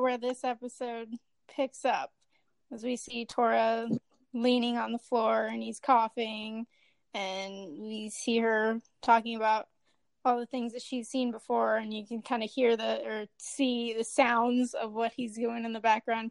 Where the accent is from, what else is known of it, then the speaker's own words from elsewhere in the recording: Kansas City, Missouri, United States; I'm from the Kansas City, Missouri area